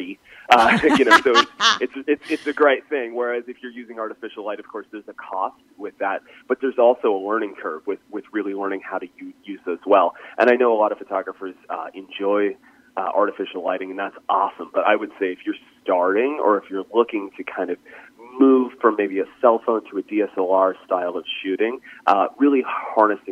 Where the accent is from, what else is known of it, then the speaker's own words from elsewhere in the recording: east coast of Canada, Atlantic Canada, Canada; I grew up in Canada, on the east coast of Canada, and we grew up basically about 20 minutes away from the ocean